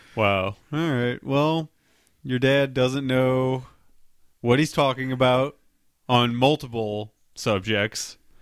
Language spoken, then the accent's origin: English; St. Louis, Missouri, United States; I'm from Saint Louis